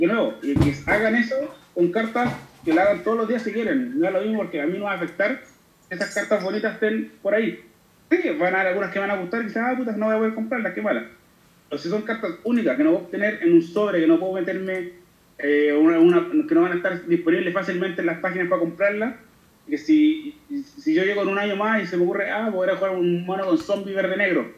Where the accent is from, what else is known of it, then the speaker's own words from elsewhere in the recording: Chile; como chileno